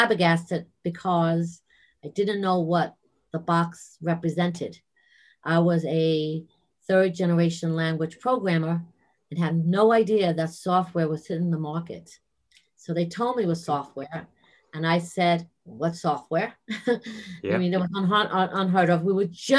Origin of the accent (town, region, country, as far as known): New York City, New York, United States; accent: New York